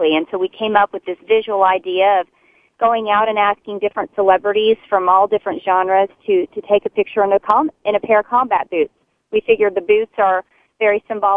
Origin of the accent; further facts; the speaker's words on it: Texas, United States; a Texan